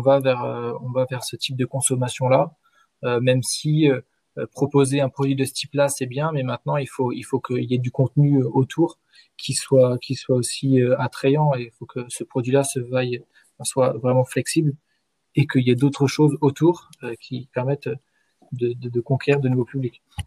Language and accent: French; Rennes, Brittany, France; also born or lived in Paris; now in Troyes, France; je suis de Rennes à l'origine